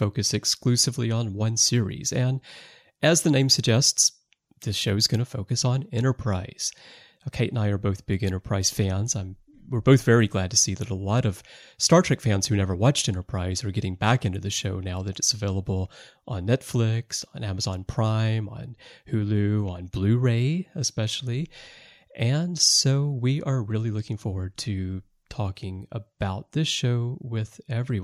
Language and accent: English; United States; growing up in America in the 80s